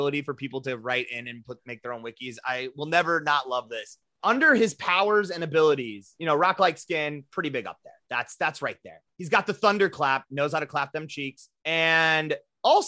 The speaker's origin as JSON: {"language": "English", "town": "Rapid City", "region": "South Dakota", "country": "United States", "tie": "born or raised there", "said": "Cody and I grew up in Rapid City."}